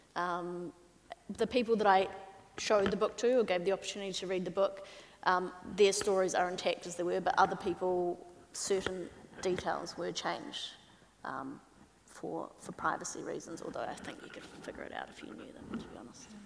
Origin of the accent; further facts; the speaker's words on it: New Zealand; as a Kiwi